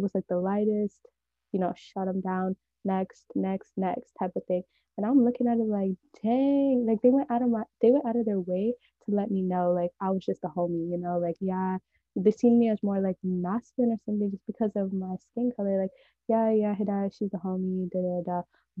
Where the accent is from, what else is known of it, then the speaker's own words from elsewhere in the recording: California, United States; I'm like from the Bay Area, and it's really like diverse, but by diverse there's like barely any white people.